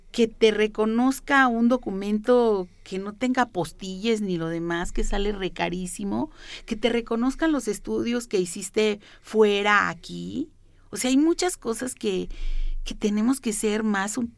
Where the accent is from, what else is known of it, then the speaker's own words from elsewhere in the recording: San Luis Potosí, Mexico; como yo vine de San Luis Potosí, como otros que me están oyendo vienen de Michoacán, de aquí, de allá